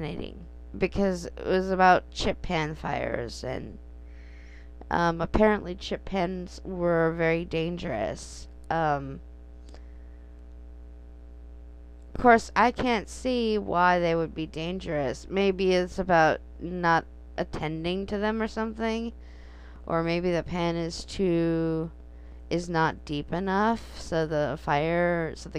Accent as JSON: {"language": "English", "country": "United States", "tie": "born or raised there", "said": "Growing up in the United States"}